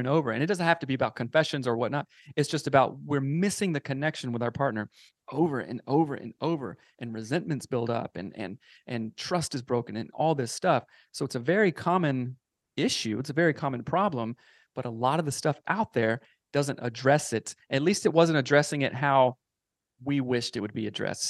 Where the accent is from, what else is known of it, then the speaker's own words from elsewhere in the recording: South Carolina, United States; moved away as an adult; now in Seattle, United States; I am from South Carolina, uh, born and raised there, grew up there, moved out to Seattle when I was around, um, twenty-four or so